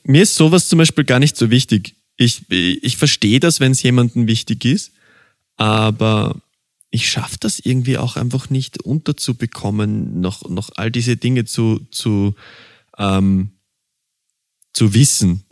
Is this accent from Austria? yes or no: yes; Vienna, Austria; ich bin ein Wiener und bei uns gibt's einen gespritzten